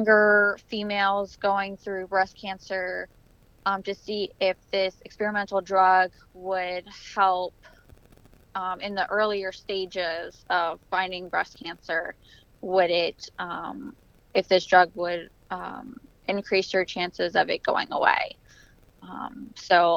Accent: Richmond, Virginia, United States; I'm from Richmond, Virginia

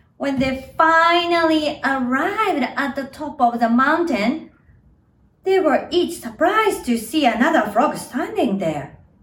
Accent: Japan; now in New York City, United States; I was born and raised in Japan, so I speak English right now, but I also can speak Japanese. Yes, I am a Japanese.

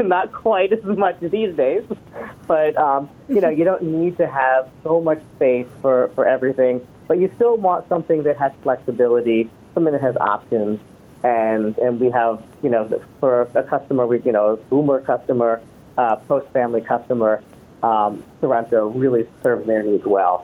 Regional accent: East Coast, United States; now in Orange County, California, United States; I grew up on the East Coast

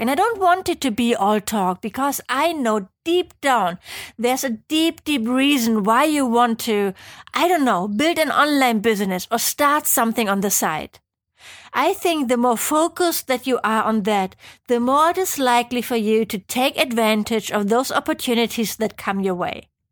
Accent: Germany; accent: German; English is a second language; moved away as an adult; also born or lived in Geneva, Switzerland; I'm from Germany, as you might be able to tell from my hopefully not too annoying accent

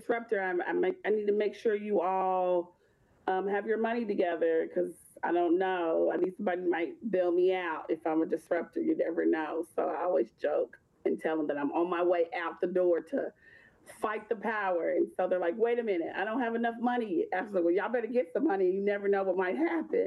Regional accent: Louisville, Kentucky, United States; also born or lived in Bowling Green, Kentucky; I am from Louisville, Kentucky.

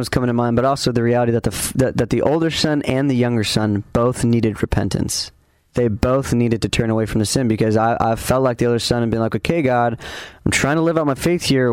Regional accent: Ventura, California, United States; my hometown of Ventura

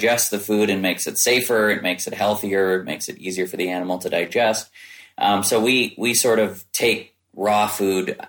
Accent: Midwest, United States; I grew up in the Midwest

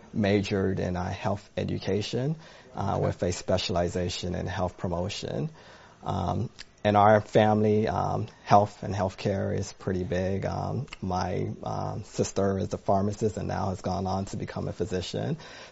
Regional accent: Tallahassee, Florida, United States; moved away as an adult; also born or lived in Riverdale, Georgia / Ghana; And I still have family in Ghana, and we actually went back as recently in 2019. But My upbringings were in Tallahassee, Florida. I spent a good part of my time there.

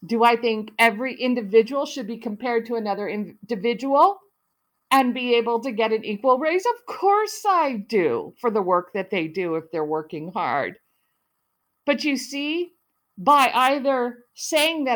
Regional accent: United States; also born or lived in Italy / Canada / Africa; I was raised mostly in the United States

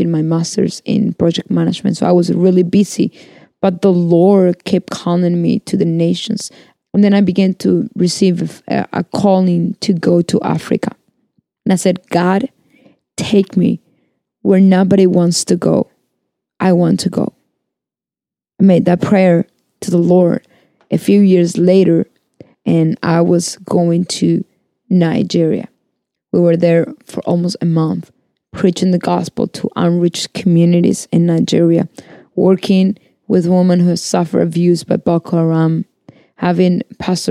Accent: Argentina; I am from Argentina.

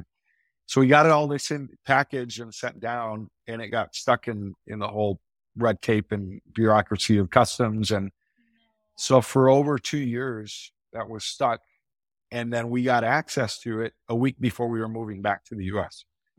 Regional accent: Argentina; also born or lived in Wisconsin, United States; So as a missionary kid, you know, I was born in Wisconsin. And then my parents felt the call to go down to Argentina as missionaries.

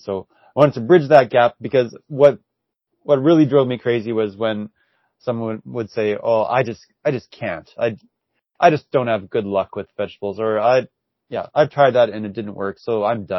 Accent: Saskatoon, Saskatchewan, Canada; I'm from Saskatoon and born and raised here

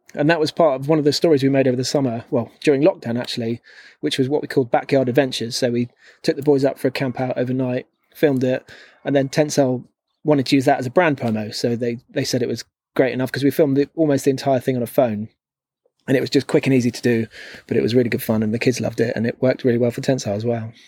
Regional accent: London, United Kingdom; moved away as an adult; growing up in London

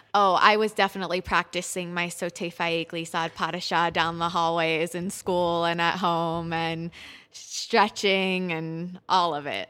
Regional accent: Pittsburgh, Pennsylvania, United States; moved away as an adult; also born or lived in Israel / Sarasota; now in Boulder, United States; I grew up in Pittsburgh at Pittsburgh Youth Ballet

